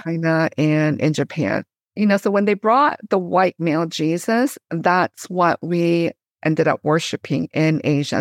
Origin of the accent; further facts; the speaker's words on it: Canada; moved away as an adult; also born or lived in Korea; now in United States; I grew up in Canada, but now I teach in the U S.